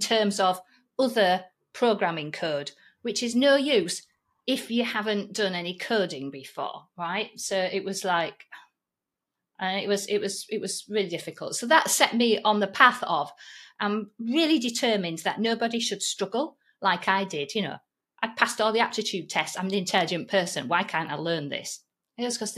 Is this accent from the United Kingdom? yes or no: yes; Yorkshire and the Humber, United Kingdom; accent: Yorkshire; my Yorkshire accent